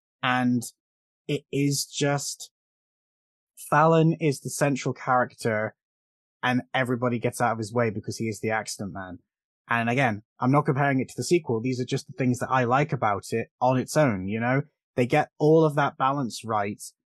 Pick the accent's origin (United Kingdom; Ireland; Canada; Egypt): United Kingdom; I could do his voice. I'm British, but I can't do his goddamn Boyka accent.